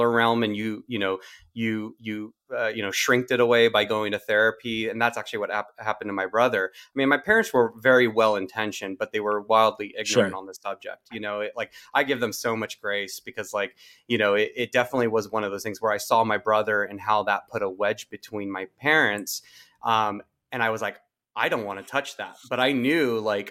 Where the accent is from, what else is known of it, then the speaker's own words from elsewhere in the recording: Santa Barbara, California, United States; I was born and raised in Santa Barbara